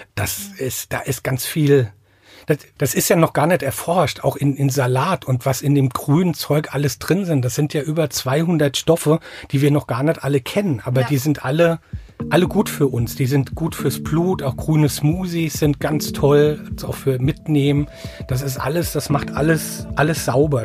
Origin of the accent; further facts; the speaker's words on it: Mainz, Rhineland-Palatinate, Germany; accent: Rheinhessen; now in Ingelheim, Germany; ich bin in Mainz geboren, also in Mainz im Krankenhaus geboren, bin aber in einem Vorort, ne, Vorort von Mainz ist falsch, also an der Grenze zum Vorort von Mainz aufgewachsen